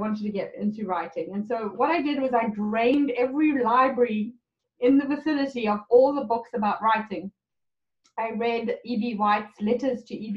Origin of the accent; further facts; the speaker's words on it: South Africa; moved away as an adult; now in Canada; I was born in South Africa, and in 1999, my husband and I immigrated to Canada